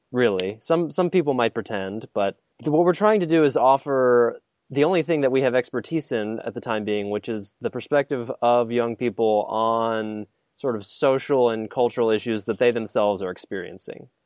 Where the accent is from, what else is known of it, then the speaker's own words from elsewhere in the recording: Midwest, United States; moved away as an adult; I still feel sort of ancestrally connected to my Midwestern roots